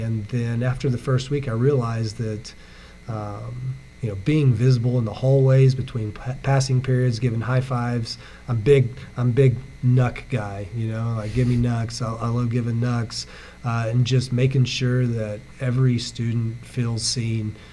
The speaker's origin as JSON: {"language": "English", "town": "Aurora", "country": "United States", "tie": "born or raised there", "said": "I grew up, I'm from Aurora, so I graduated from Aurora High School"}